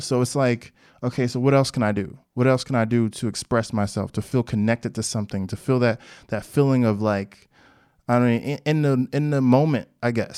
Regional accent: Newark, New Jersey, United States; I'm from Newark

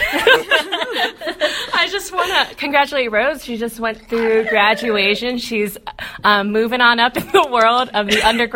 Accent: Guam; moved away; Me and Tiff, we share the common identity of growing up in Guam

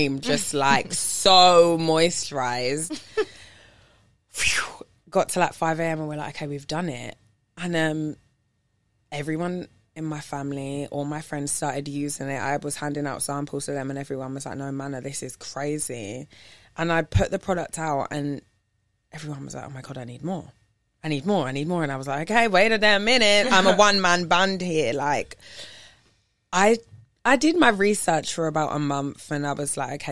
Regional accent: London, United Kingdom; moved away as an adult; also born or lived in New York; now in Los Angeles, United States; the only like two female DJs from London that are DJing together

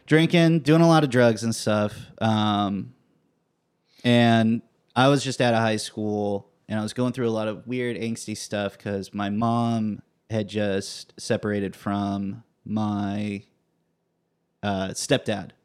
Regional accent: Fresno, California, United States; I grew up in Fresno

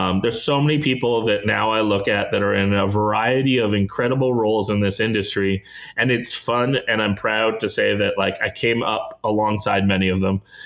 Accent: Canada; as a Canadian

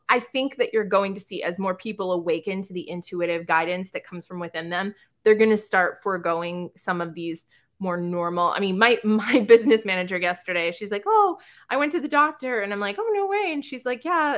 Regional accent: South Shore, Massachusetts, United States; also born or lived in Boston; I'm from the South Shore

